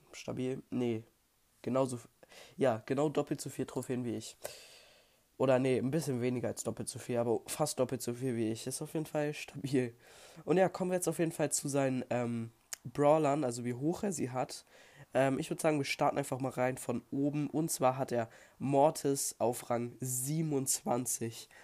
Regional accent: Germany; bei uns in Deutschland

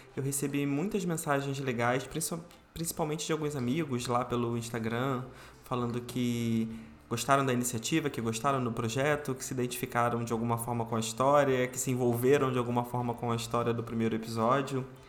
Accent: Rio de Janeiro, Brazil; Eu sou carioca, nasci aqui no Rio de Janeiro, fui criado aqui no Rio de Janeiro

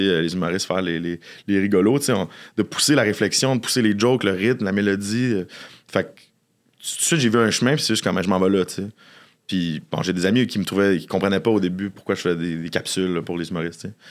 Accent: Boucherville, Quebec, Canada; j'ai adoré grandir à Boucherville.

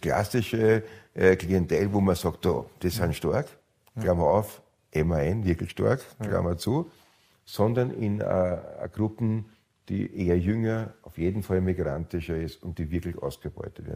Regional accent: Austria

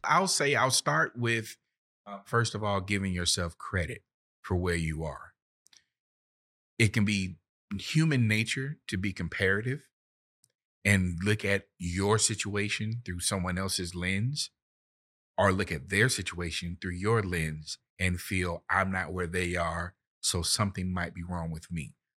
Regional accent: Florida, United States; moved away; I'm from Florida, and down south, we make it very plain.

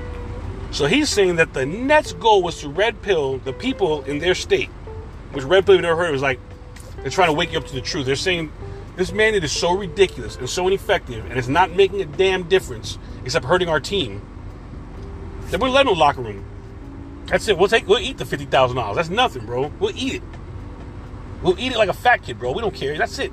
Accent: New York, United States; I'm from New York

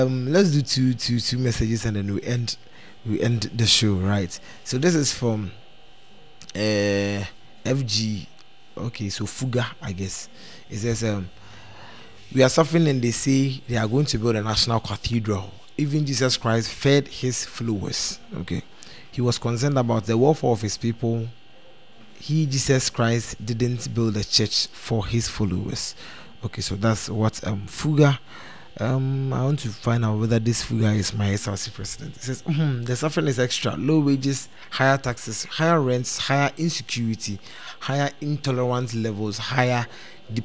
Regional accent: Ghana

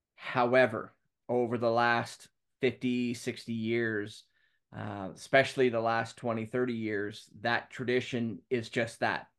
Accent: Talent, Oregon, United States; moved away as an adult; now in Ireland; I grew up down in Southern Oregon in Talent Friends Church.

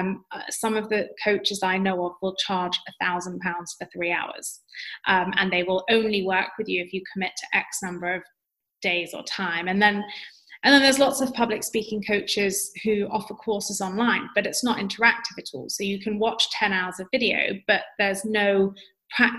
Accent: London, United Kingdom; accent: UK accent; I grew up in London. Of course, I'm going to sound like any other person who grew up in London.

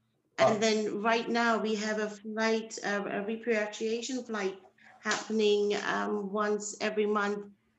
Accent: St. Helena; Yeah, so we are British Overseas territory.

